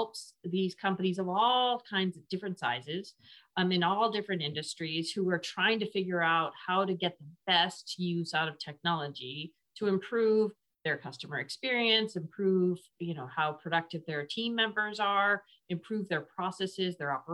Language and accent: English; Connecticut, United States; moved away as an adult; also born or lived in Waco, Texas / Monterey, California; now in Austin, United States; I grew up most of the time in Connecticut. So I'm from New England, born in Waco, Texas though